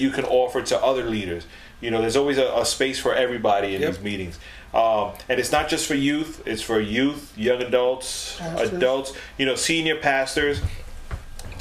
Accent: New York City, New York, United States; we're from the Boogie Down

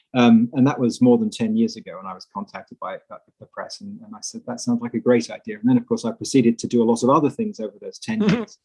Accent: England, United Kingdom; moved away as an adult; also born or lived in Netherlands; now in United States; I'm originally English, although I now live and work in the USA.

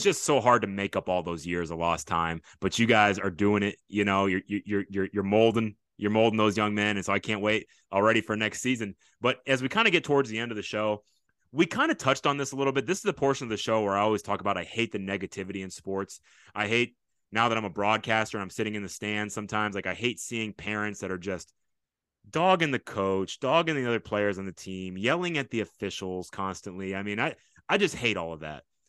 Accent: Fort Bend, Texas, United States; I grew up in Fort Bend, I S C, I went to Austin High School

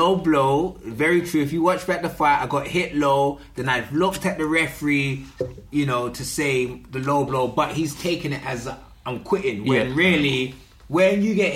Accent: London, United Kingdom; I'm from Paddington

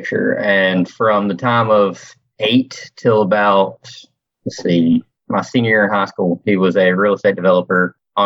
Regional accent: Kannapolis, North Carolina, United States; now in Wilmington, United States; I was actually born and raised right outside of Charlotte, North Carolina, which is in a little town now known as Kannapolis

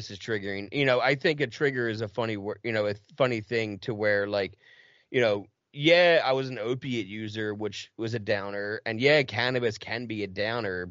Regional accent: Audubon, New Jersey, United States; accent: Philly; also born or lived in Mount Ephraim, New Jersey; I grew up in Mount Ephraim and Audubon, you know, that it's right outside of Cherry Hill, Camden

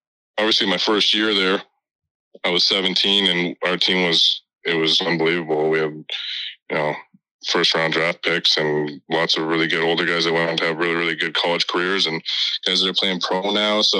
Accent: Kelowna, British Columbia, Canada; I'm from Kelowna, which is just about an hour away from Penticton

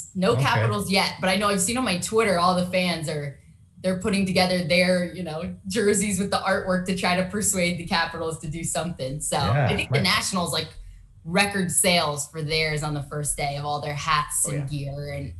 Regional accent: Southern California, United States; I grew up in Southern California

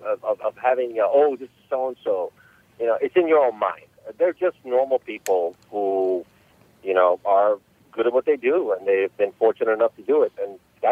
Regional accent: Los Angeles, California, United States; So I grew up in Los Angeles, California, since about 1983. My parents immigrated to the States back in the early 80s, and that's where I grew up.

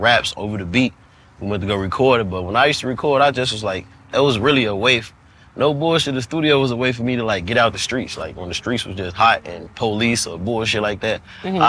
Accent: Chicago, Illinois, United States; growing up in Chicago, we, like, had juke parties

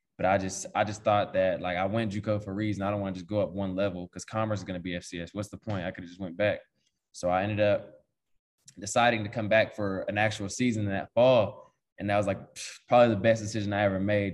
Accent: Paris, Texas, United States; moved away as an adult; now in Manhattan, United States; growing up, you know, we're from East Texas

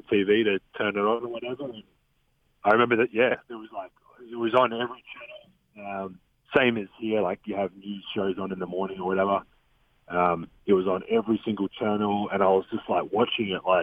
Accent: Australia; moved away; I'm Australian

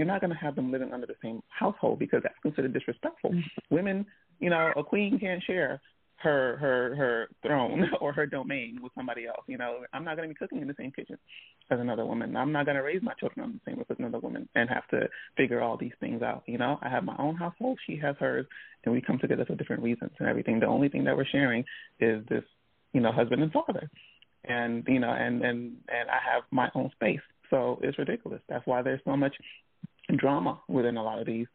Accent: Nigeria; as someone who actually comes from a culture of polygamy, I'm Nigerian.

